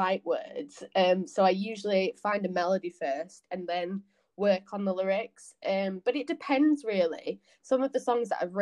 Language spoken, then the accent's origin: English; Yorkshire and the Humber, United Kingdom; now in Leeds, United Kingdom; I'm from North Yorkshire. I'm currently in Leeds at the minute